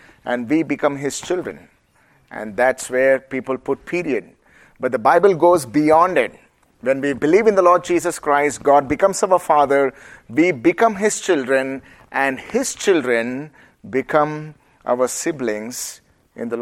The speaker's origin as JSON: {"language": "English", "country": "India", "accent": "Indian", "said": "my Indian accent"}